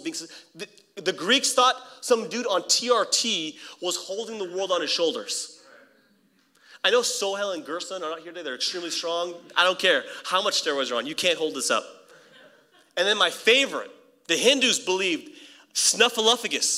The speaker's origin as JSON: {"language": "English", "area": "El Camino Hospital", "region": "California", "country": "United States", "tie": "born or raised there", "said": "I was born in El Camino Hospital"}